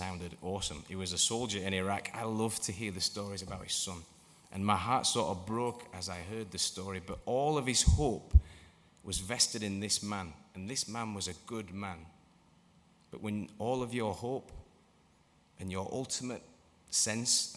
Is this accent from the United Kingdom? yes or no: yes; England, United Kingdom; moved away; also born or lived in Motherwell; I'm English.